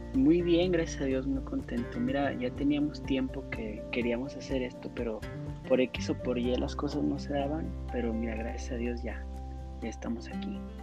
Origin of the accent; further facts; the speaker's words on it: Ciudad Juárez, Chihuahua, Mexico; moved away as an adult; now in Denver, United States; Yo soy originario de Ciudad Juárez, Chihuahua